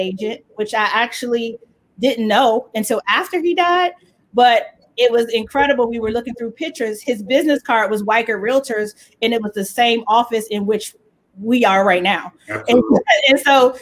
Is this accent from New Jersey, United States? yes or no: no; Capitol Heights, Maryland, United States; I'm from Capitol Heights / Fairmont Heights, Maryland. It was Fairmont Heights growing up, and then they changed it to Capitol Heights.